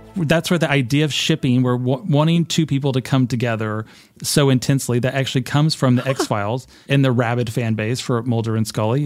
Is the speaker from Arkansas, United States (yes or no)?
yes; Arkansas, United States; I'm from Arkansas, there aren't a lot of Buddhists